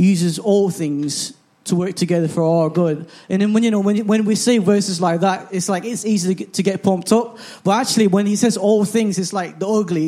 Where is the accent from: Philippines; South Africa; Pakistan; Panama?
Philippines; now in England; I grew up in the Philippines